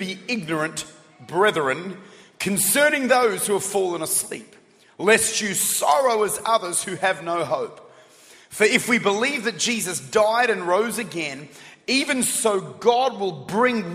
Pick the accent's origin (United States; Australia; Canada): Australia; I'm Aussie. I'm Australian.